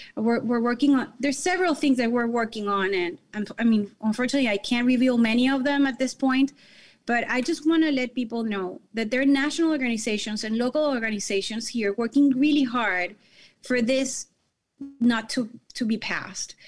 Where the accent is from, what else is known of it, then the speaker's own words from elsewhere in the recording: Caracas, Capital District, Venezuela; now in Miami, United States; I was born and raised in Caracas, Venezuela, but I moved to this beautiful country about twenty-three years ago